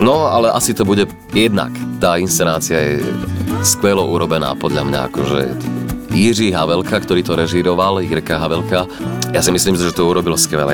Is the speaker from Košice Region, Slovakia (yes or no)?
yes; Michalovce, Košice Region, Slovakia; som z Michaloviec